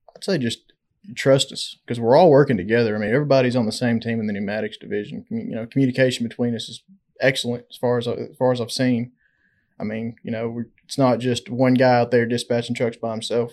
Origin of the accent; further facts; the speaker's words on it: Conway, Arkansas, United States; I'm from Conway. Went to high school there in Conway